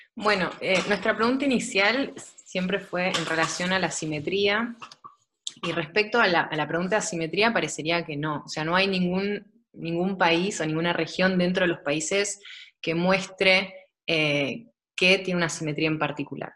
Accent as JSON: {"language": "Spanish", "region": "Buenos Aires", "country": "Argentina", "moved": "as an adult", "lives_now": "Germany", "said": "soy de Buenos Aires"}